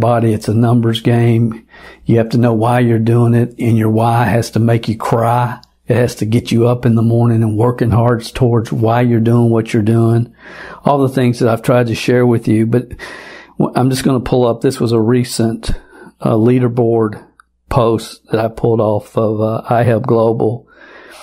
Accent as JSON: {"language": "English", "region": "Kentucky", "country": "United States", "tie": "born or raised there", "moved": "yes", "said": "I haven't gone back to Kentucky, my home state, yet."}